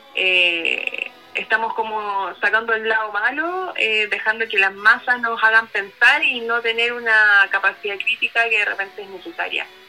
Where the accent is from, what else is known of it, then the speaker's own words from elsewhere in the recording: Chile; es parte de nuestra idiosincrasia también como chilenos